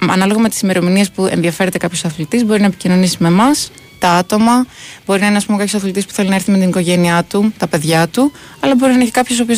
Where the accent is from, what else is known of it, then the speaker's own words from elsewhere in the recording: Larissa, Thessaly, Greece; moved away as an adult; also born or lived in Athens; Είμαι από Λάρισα, οπότε ξεκίνησα σε ομαδε εκει φιλαθλητικός ε